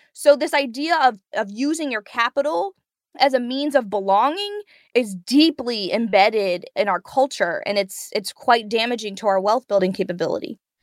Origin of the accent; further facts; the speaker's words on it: Prince George's County, Maryland, United States; I grew up in Prince George's County, Maryland